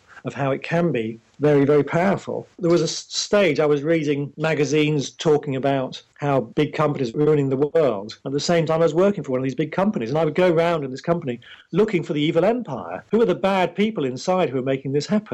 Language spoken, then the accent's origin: English; England, United Kingdom; I'm English